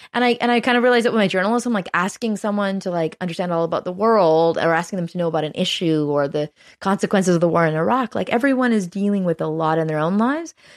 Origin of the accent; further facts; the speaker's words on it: Canada; as a Canadian